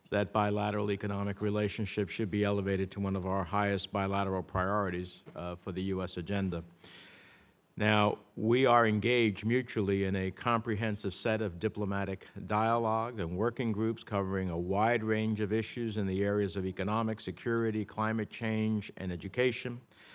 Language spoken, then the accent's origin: English; New Jersey, United States; my home state of New Jersey.